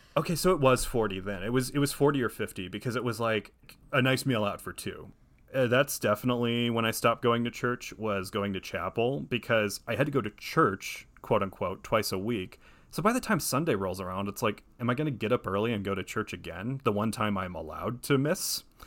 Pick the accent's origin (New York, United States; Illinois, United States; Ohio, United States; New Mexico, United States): Ohio, United States; moved away as an adult; now in Los Angeles, United States; I'm originally from Ohio, but I've lived in Los Angeles since twenty fifteen